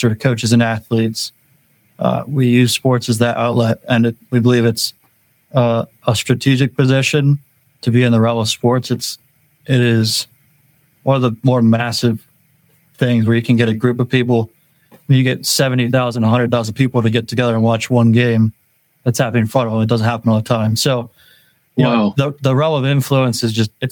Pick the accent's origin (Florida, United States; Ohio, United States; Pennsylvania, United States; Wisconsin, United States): Pennsylvania, United States; New Holland; I grew up in New Holland my whole life.